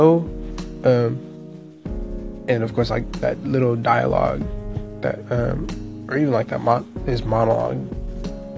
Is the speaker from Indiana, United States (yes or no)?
no; California, United States; I'm from California